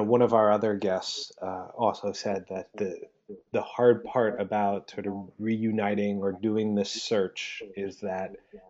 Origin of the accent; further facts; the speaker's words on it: Boston, Massachusetts, United States; I grew up in Boston. My Spanish, that's not so good.